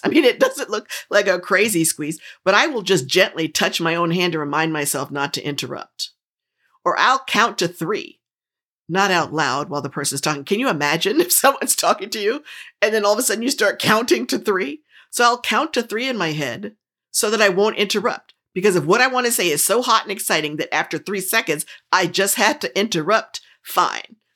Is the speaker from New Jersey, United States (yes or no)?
yes; New Jersey, United States; I grew up in New Jersey, and I talk really fast